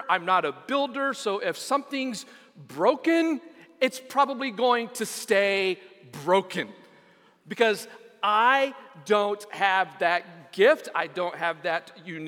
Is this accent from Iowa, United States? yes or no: no; West Texas, United States; Growing up in West Texas